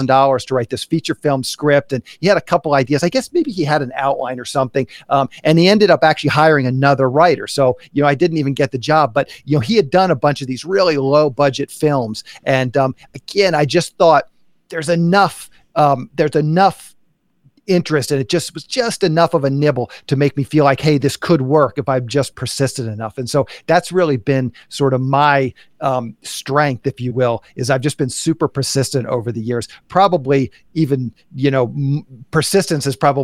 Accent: Annapolis, Maryland, United States; moved away as an adult; now in Los Angeles, United States; I grew up in Annapolis, Maryland, East Coast.

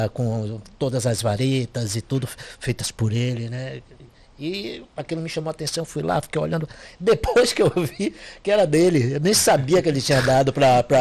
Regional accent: Itaparica, Bahia, Brazil; also born or lived in Salvador; O registro tem Salvador, mas sou de Itaparica. Né? Minha infância inteira foi lá

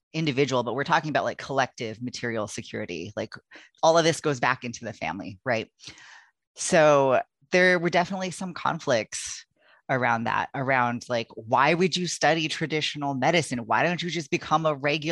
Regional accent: California, United States; I grew up in California. That's where I was born.

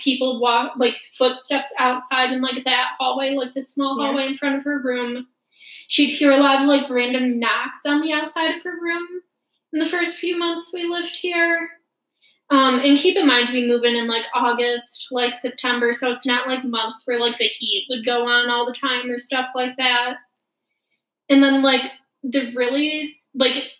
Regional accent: Michigan, United States; born or raised there

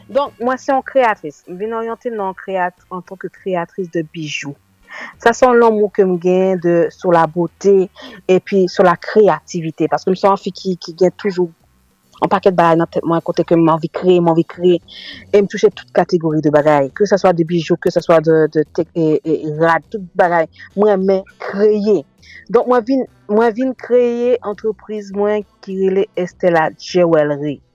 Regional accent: France; also born or lived in Haiti (born); a laj de 4 an, mwen kite Haiti, maman mwen fè mwen rentre en France, e se la ke mwen grandi, mwen fè etrin mwen, e jiska mennen, e mwen vive la, mwen fè ti mouna, tout ba, e mwen isi en France.

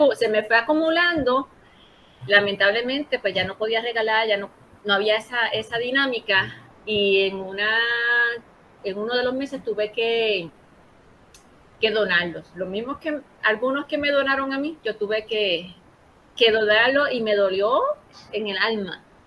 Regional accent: Ponce, Puerto Rico; yo soy de Ponce, somos de Ponce

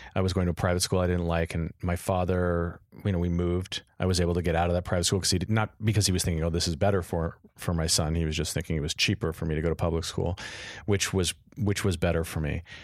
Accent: Los Angeles, California, United States; also born or lived in Beverly Hills; I grew up in Encino.

